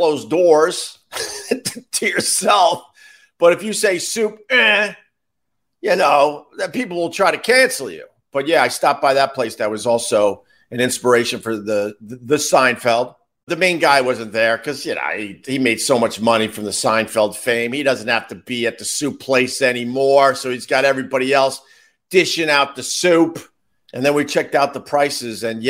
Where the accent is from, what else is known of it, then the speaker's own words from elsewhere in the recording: Long Island, New York, United States; now in New York City, United States; I'm from Long Island